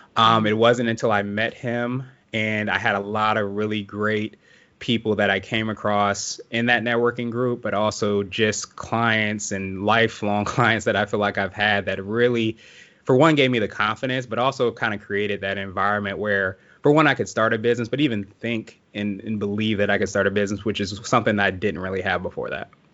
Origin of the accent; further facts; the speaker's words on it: Woodbridge, Virginia, United States; also born or lived in Alexandria, Virginia / Washington, D.C.; I grew up in Woodbridge, which is a little farther south, but not too far from D C